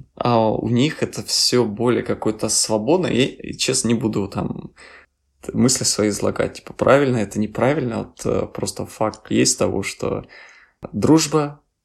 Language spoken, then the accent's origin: Russian; Ukraine; moved away as an adult; now in Czech Republic; мы с Украины